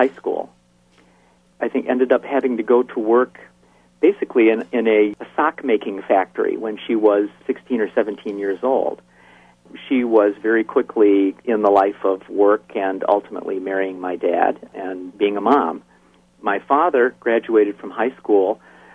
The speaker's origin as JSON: {"language": "English", "town": "Brisbane", "region": "New York", "country": "United States", "tie": "born or raised there", "also_born_or_lived": "Greene, New York", "said": "grew up in a small hamlet in upstate New York. It's a place called Brisbane"}